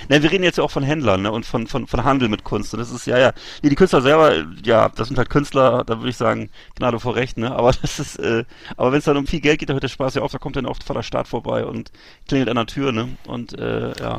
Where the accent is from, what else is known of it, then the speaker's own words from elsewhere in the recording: Bremerhaven, Bremen, Germany; in meiner Heimatstadt Bremerhaven